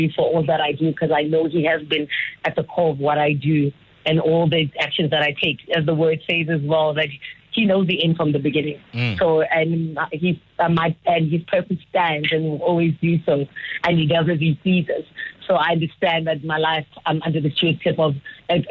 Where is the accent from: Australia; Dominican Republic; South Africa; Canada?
South Africa; Phalaborwa, Limpopo; I grew up in Palabora and from a township in Namakhale as well.